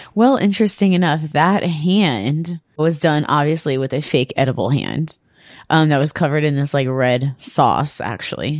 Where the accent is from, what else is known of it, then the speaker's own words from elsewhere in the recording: Cleveland, Ohio, United States; I grew up in Cleveland and not in a nice house.